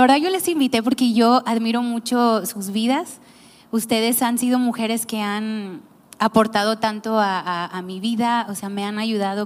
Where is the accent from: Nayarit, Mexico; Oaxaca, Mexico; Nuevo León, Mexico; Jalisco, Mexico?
Nayarit, Mexico; yo también soy de Nayarit